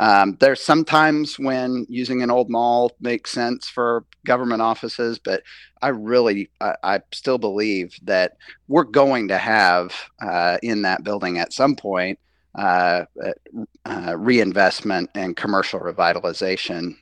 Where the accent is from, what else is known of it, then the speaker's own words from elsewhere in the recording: Tulsa, Oklahoma, United States; when we were kids growing up in Tulsa